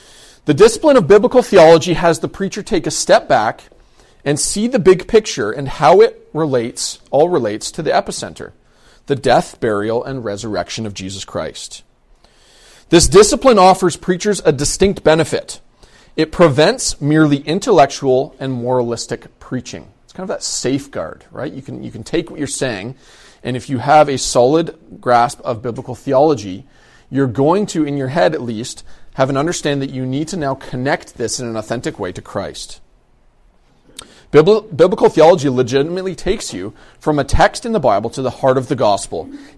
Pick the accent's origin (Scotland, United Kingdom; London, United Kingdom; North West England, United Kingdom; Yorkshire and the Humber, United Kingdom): London, United Kingdom; I grew up in London. I grew up in a Central Baptist church in London. When I was probably around 12 or 13, we moved out to the outside of the city